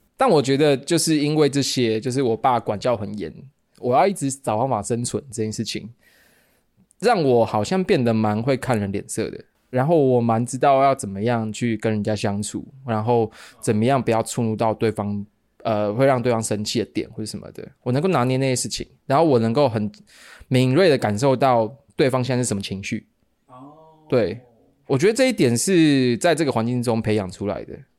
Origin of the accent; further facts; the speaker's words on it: Kaohsiung, Taiwan; also born or lived in Taipei; 我台北出生好像两个礼拜还两，还是一个月我就被接到高雄